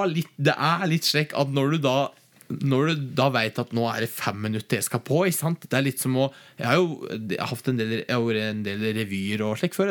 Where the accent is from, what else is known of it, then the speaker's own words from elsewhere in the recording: Gudbrandsdalen, Innlandet, Norway; moved away; Heime i Gudbrandsdalen